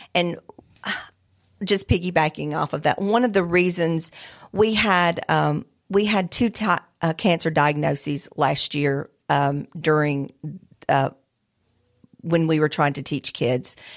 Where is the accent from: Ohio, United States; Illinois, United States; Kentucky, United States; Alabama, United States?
Alabama, United States; moved away; I am from Alabama